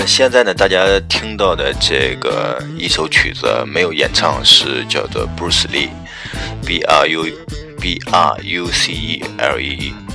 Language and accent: Chinese; Henan, China; accent: Henan dialect; 就是我们河南话说就是，呃，就是比较漏能